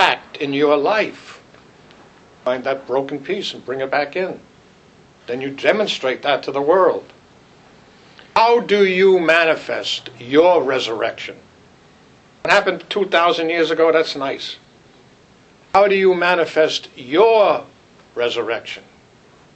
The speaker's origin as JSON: {"language": "English", "town": "New York City", "region": "New York", "country": "United States", "tie": "born or raised there", "said": "I grew up in Brooklyn."}